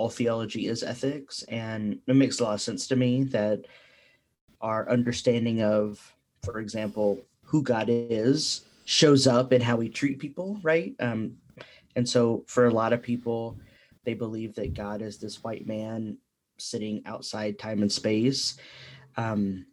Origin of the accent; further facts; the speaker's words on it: Texas, United States; moved away as an adult; also born or lived in Colorado; I was born and raised in Texas and left Texas in my mid-20s for graduate school and then the PhD in Colorado.